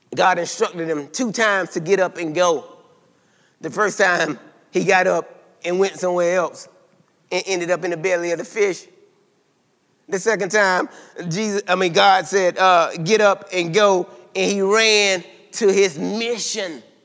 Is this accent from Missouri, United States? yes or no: no; South Carolina, United States; I'm from South Carolina now